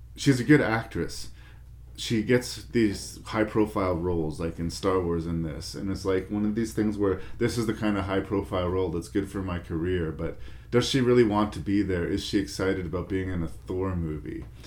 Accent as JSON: {"language": "English", "country": "Canada"}